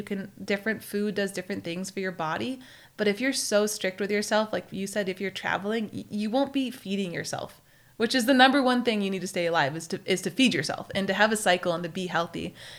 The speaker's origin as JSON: {"language": "English", "region": "Maine", "country": "United States", "tie": "born or raised there", "said": "Yeah, we had gardens, and I grew up in Maine. Before I moved to Tahoe, we had gardens there."}